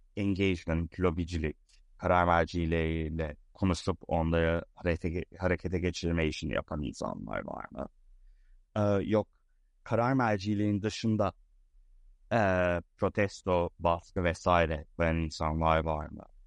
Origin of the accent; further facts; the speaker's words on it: Istanbul, Turkey; moved away; also born or lived in Boston, United States; Boston'da doğdum. İstanbul'da büyüdüm